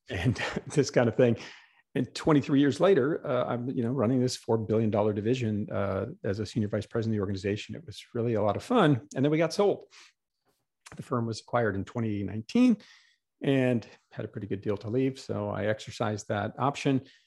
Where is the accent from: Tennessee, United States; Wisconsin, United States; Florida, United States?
Wisconsin, United States; Green Bay; moved away as an adult; also born or lived in New York City; I grew up in Green Bay, Wisconsin